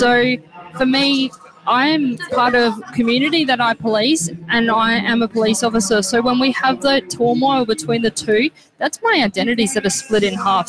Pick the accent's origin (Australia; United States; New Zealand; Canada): Australia; South Australia; now in Victoria, Australia; Yeah, so I moved from South Australia to Victoria, and I always knew I wanted to be a police officer.